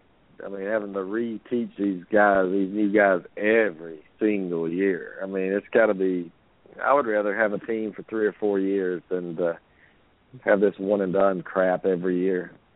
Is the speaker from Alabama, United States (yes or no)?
yes; Alabama, United States; born or raised there